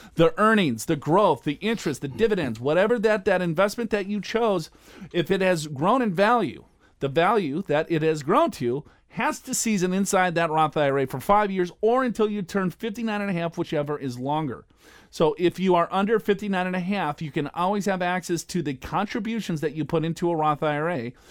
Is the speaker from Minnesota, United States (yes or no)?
yes; Minneapolis, Minnesota, United States; I was born and raised in Minneapolis, Minnesota.